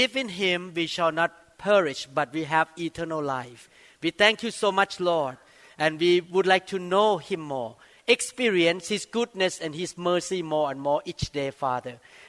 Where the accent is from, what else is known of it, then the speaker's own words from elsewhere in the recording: Thailand; when I was growing up in Thailand